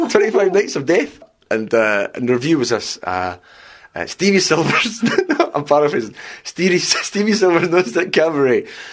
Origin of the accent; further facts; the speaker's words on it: Scotland, United Kingdom; accent: Scottish; My Scottish accent's too strong.